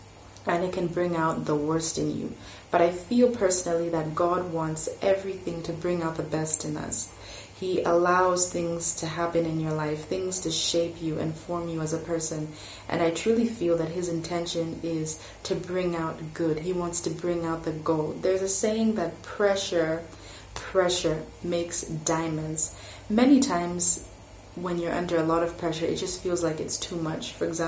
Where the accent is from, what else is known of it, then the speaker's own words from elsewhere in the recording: Malawi; also born or lived in France; France for 5 years, in 2005, my family moved back to Malawi. And my expectation was, wow, I'm going to my home country. People will receive me with open arms. But that wasn't the case. I went to high school here